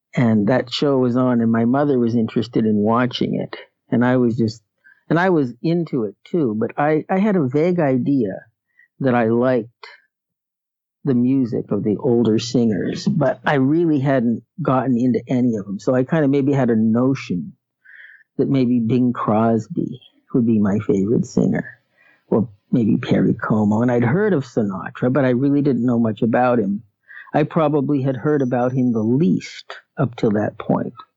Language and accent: English; Erie, Pennsylvania, United States; also born or lived in Manhattan, New York / Connecticut; I've um, lived here all my life. I was born here